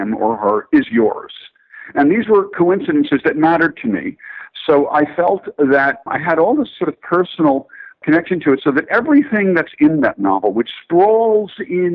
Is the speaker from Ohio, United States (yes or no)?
no; Newark, New Jersey, United States; I'm from Newark. My father was of that generation of Newark sons of immigrants.